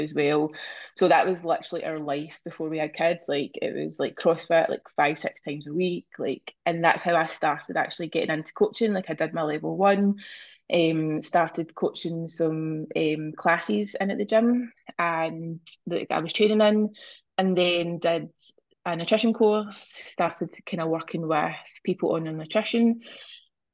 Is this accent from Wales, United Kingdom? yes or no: no; Scotland, United Kingdom; I am from Scotland.